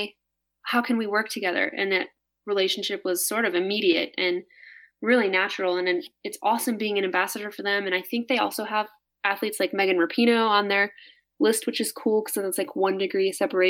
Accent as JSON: {"language": "English", "region": "Midwest", "country": "United States", "tie": "born or raised there", "said": "And I think I was just insecure and sort of hiding behind like how I felt growing up in the Midwest"}